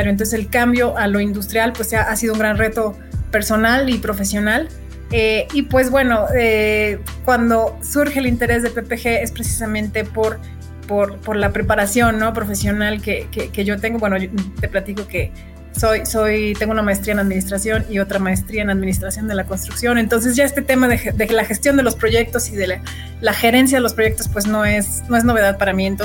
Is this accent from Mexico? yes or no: yes; Sonora, Mexico; born there; also born or lived in Guadalajara; estudio en Guadalajara soy, nací en Sonora, pero pues Guadalajara se convirtió en mi ciudad putativa desde hace muchos, muchos, muchos años y me encanta y la sigo amando.